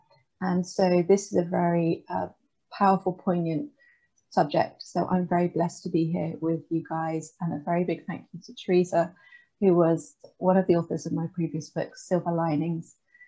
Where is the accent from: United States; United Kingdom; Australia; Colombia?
United Kingdom; Bristol, South West England; I was brought up in Bristol in the West Country of the UK.